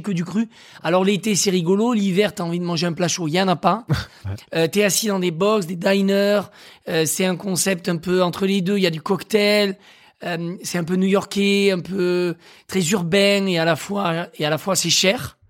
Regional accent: Aveyron, Occitania, France; moved away as an adult; now in Paris, France; moi, je suis né dans l'Aveyron, je suis un bon élève. C'est-à-dire que j'ai grandi avec des racines saines, dans une famille aimante

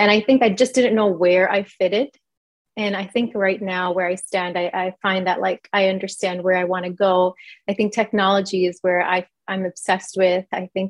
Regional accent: New York, United States; also born or lived in India; Yeah, I was born in India. I came to the United States in New York when I was about 1 year old.

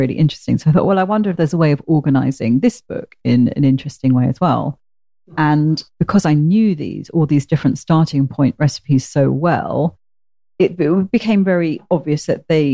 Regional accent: Portsmouth, South East England, United Kingdom; I come from Portsmouth

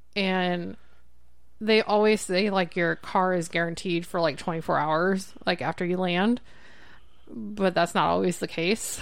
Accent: Bellevue, Nebraska, United States; growing up in Bellevue, we lived on the flight path

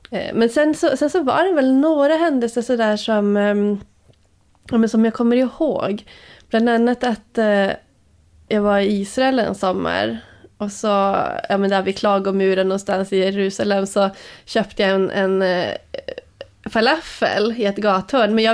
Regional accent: Luleå, Norrbotten County, Sweden; Eh, I Luleå.

